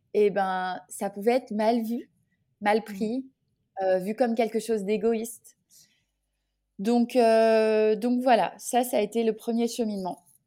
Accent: Orléans, Centre-Val de Loire, France; moved away as an adult; now in Guadeloupe, France; je suis originaire d'Orléans et depuis toute petite

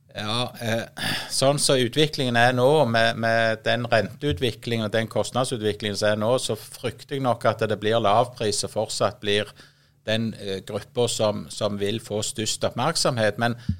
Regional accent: Voll, Rogaland, Norway; Jeg er jo født og oppvokst på Voll, eh, midt i et landbruksområde

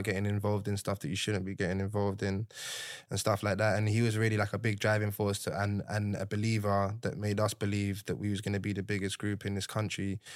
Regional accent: London, United Kingdom; growing up in Camden

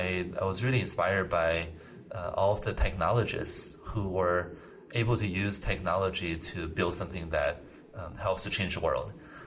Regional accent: Iowa, United States; I think I had a very... good group of friends when I was growing up in Iowa.

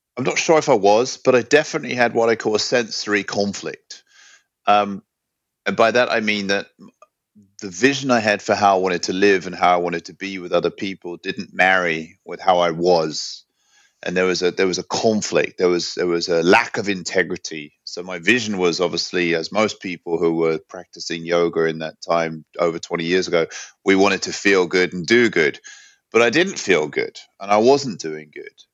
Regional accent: London, United Kingdom; also born or lived in New York / Hong Kong / San Francisco / Byron Bay; now in Sweden; I grew up in London. I've been living in Sweden now for over ten years, and I came here from New York

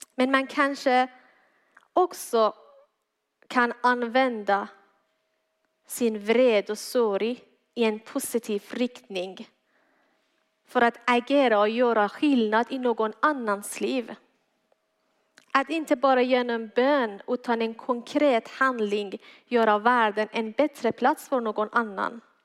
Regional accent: Iran; Swedish is a second language; now in Malmö, Sweden; Jag är född och uppväxt i Iran, kom till tro på Jesus efter jag kom hit tillsammans med min familj 2014.

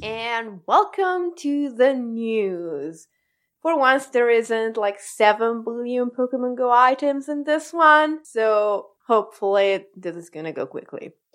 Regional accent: Italy; I am contractually obligated as an Italian

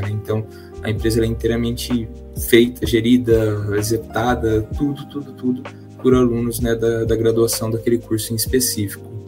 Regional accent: Marília, São Paulo, Brazil; moved away as an adult; now in Londrina, Brazil; sou nascido, criado, sempre vivi em Marília, no interior de São Paulo

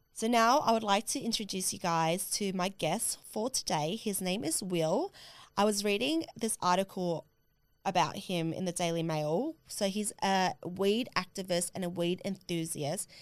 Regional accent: Australia; I couldn't get home to Australia

